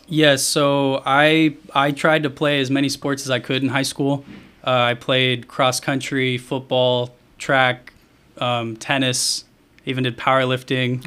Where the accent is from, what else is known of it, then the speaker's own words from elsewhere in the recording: Bandera, Texas, United States; also born or lived in Plano, Texas; we moved down to Bandera.